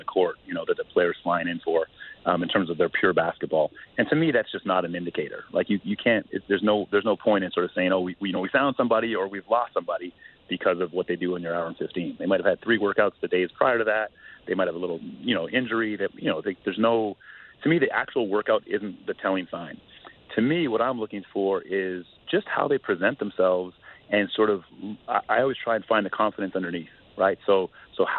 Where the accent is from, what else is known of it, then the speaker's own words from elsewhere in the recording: Canada; for me as a Canadian